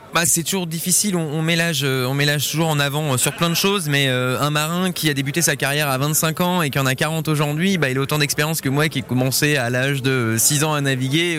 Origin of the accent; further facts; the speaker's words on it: Geneva, Switzerland; moi je suis genevois